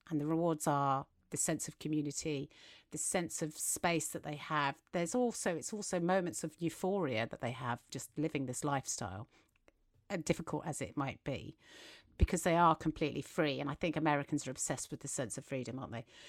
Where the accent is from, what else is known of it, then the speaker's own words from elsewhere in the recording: England, United Kingdom; accent: English; we're English and that's what our accent does